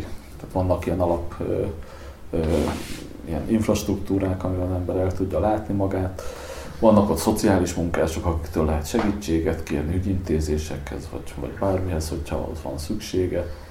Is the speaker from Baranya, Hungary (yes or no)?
no; Sopron, Győr-Moson-Sopron, Hungary; now in Budapest, Hungary; én Soproni vagyok